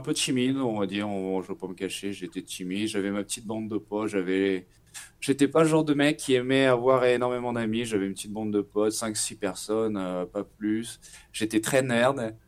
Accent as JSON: {"language": "French", "town": "Nantes", "region": "Pays de la Loire", "country": "France", "moved": "as an adult", "lives_now": "São Paulo, Brazil", "said": "je suis nantais, j'ai 29 ans"}